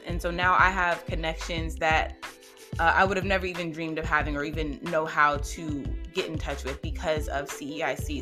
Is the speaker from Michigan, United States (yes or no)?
no; Las Vegas, Nevada, United States; now in Georgia, United States; I'm in Georgia, but I'm born and raised in Las Vegas, Nevada